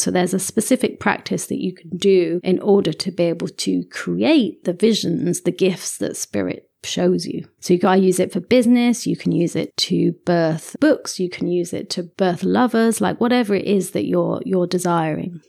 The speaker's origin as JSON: {"language": "English", "region": "England", "country": "United Kingdom", "said": "I'm a, a Westerner and I'm English as well"}